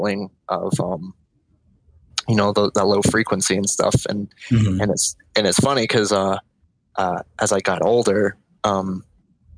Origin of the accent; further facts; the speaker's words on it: Florida, United States; also born or lived in Orlando, Florida; I was born and raised in Florida my whole life, spent my early childhood in South Florida. So, it was around like Miami